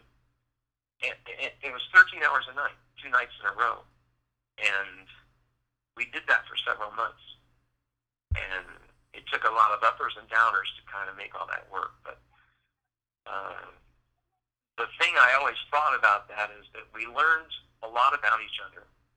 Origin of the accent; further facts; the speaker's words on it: Indiana, United States; moved away as an adult; also born or lived in San Francisco Bay Area; moving back to Indiana